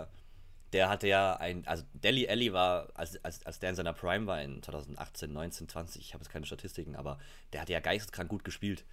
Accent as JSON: {"language": "German", "town": "Munich", "region": "Bavaria", "country": "Germany", "tie": "born or raised there", "said": "ich bin gebürtiger Münchner, deswegen bin ich FC Bayern-Fan"}